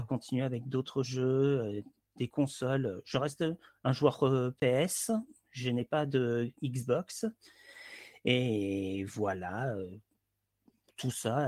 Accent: Hérault, Occitania, France; Je suis un sudiste venant de l'Hérault

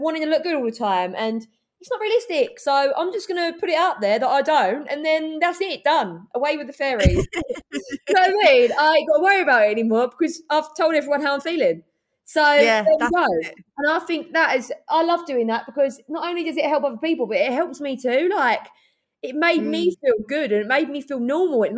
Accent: London, United Kingdom; moved away as an adult; now in Essex, United Kingdom; I'm from East London. I live in Essex now, but I only moved there. I've been from East London until I was moved out when I was 20.

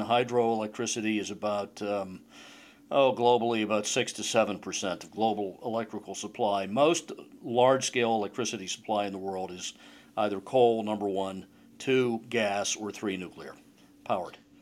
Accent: Pittsburgh, Pennsylvania, United States; moved away; Pittsburgh, my original home.

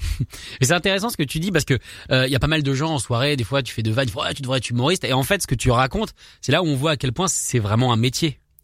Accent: France; en tant que français, je ne suis pas forcément doué en accent on a ce problème-là en France

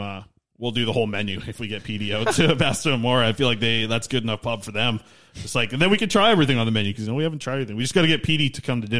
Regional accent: Nanaimo, British Columbia, Canada; That's my hometown where I grew up.

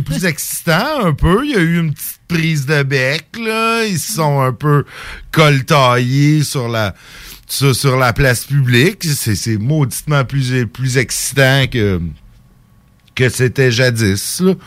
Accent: Saint-Jérôme, Quebec, Canada; now in Lévis, Canada; quand j'étais jeune à Saint-Jérôme

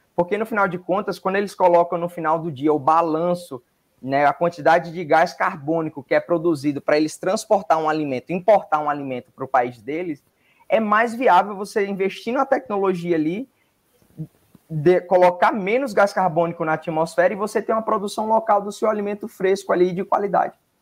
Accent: Northeast Region, Brazil; Eu sou do Nordeste

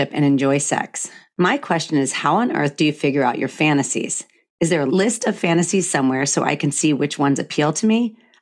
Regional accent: the South, United States; moved away; I come from the South

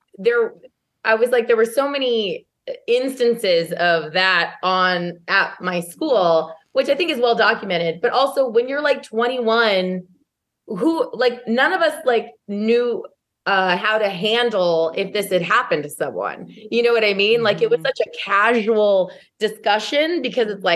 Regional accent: Modesto, California, United States; moved away as an adult; also born or lived in Santa Barbara; my hometown

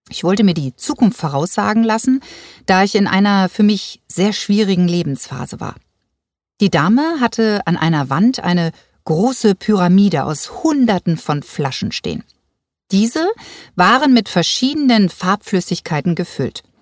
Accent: Hamburg, Germany; moved away as an adult; now in Seevetal, Germany; Ich bin gebürtige Hamburger Dern.

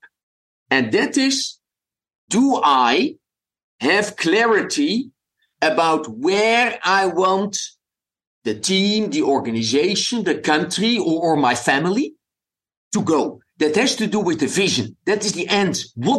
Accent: Amsterdam, North Holland, Netherlands; English is a second language; moved away as an adult; also born or lived in Belgium / South Africa; now in United States; As you can hear from my accent, I wasn't born in an English-speaking country. I was born in the Netherlands, in Amsterdam

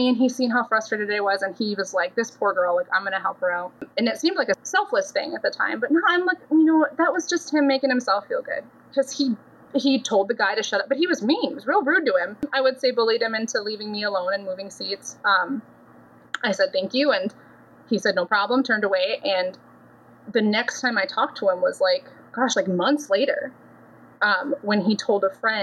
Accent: Minnesota, United States; moved away as an adult; I grew up in Minnesota, left for the Navy when I was 19

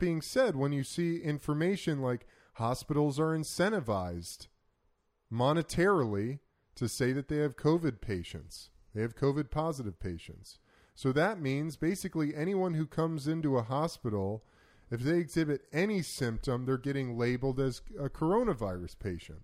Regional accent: United States; As an American

